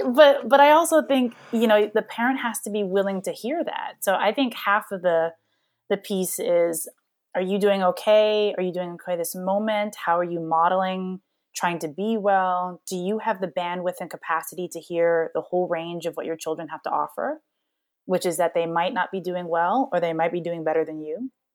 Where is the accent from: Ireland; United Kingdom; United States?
United States; Hawaii; moved away; I'm a black kid that grew up in, in Hawaii